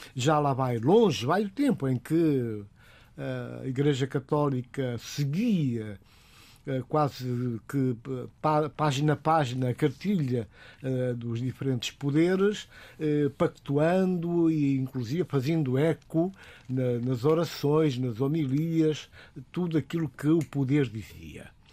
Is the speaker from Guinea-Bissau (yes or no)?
yes; Guinea-Bissau; como africano, como guineense